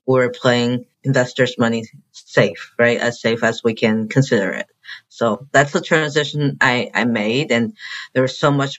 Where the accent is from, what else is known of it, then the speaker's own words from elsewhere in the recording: China; also born or lived in Chicago; now in Arkansas, United States; my dad built a building in China where I'm from.